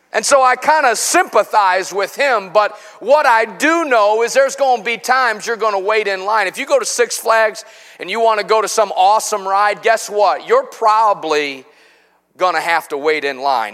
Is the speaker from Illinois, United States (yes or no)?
yes; Chicago, Illinois, United States; now in Cabot, United States; I grew up in Chicago in the Midwest